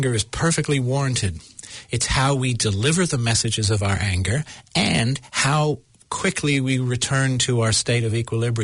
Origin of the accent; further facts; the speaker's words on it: United States; accent: American; my American accent